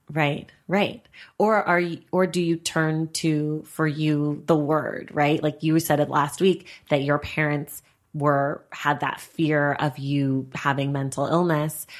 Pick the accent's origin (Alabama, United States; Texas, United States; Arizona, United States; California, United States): California, United States; Bay Area; I grew up in the Bay Area